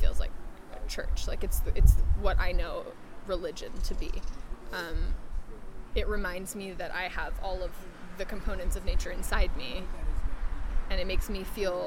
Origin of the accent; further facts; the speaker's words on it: New York City, New York, United States; also born or lived in San Juan Islands, Washington; now in Los Angeles, United States; I was born on the Isle of Manhattan